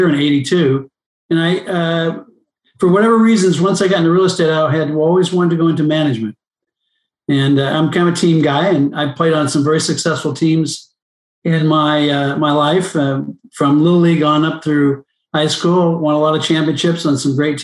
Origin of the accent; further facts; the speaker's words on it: Los Angeles, California, United States; I grew up in Palisades